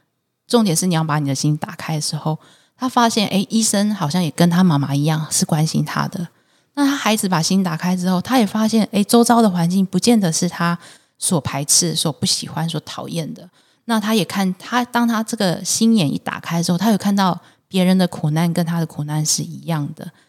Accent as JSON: {"language": "Chinese", "country": "Taiwan", "tie": "born or raised there", "said": "我是在眷村里面长大的孩子"}